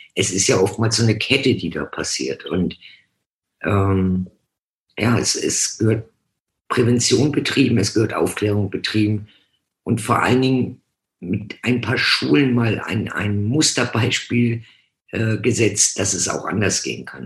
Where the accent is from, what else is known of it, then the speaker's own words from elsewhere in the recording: Hamburg, Germany; now in Franconia, Germany; bin gebürtig von Hamburg, bin seit 79 im schönen Frankenland.